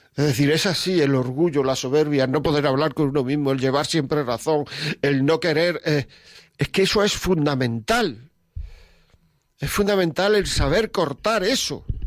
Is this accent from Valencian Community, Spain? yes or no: no; Granada, Andalusia, Spain; Yo soy de Granada